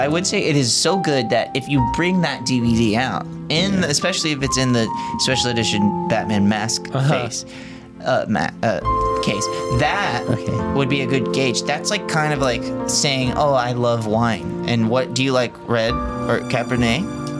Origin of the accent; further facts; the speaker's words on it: the South, United States; I'm from the South